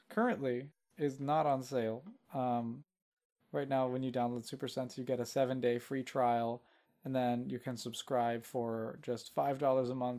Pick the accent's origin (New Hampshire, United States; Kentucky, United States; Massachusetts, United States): Kentucky, United States; Louisville; I'm from Louisville, Kentucky, and there's a venue called the Palace Theater here